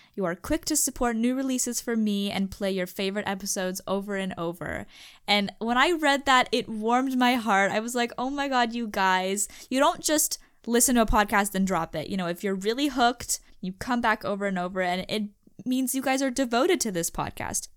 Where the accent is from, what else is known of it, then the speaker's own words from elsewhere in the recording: United States; accent: American English; I'm from the United States, currently in the United States, uh, speaking American English